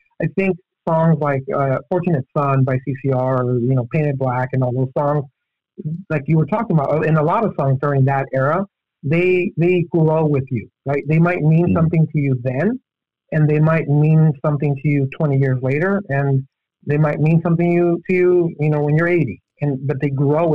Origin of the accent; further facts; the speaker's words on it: El Paso, Texas, United States; I'm from El Paso. It's like, 80% Hispanic.